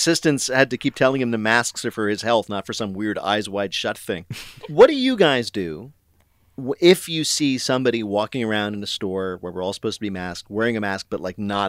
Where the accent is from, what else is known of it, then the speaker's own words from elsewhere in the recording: New Jersey, United States; Now, I am from New Jersey, as I occasionally mention.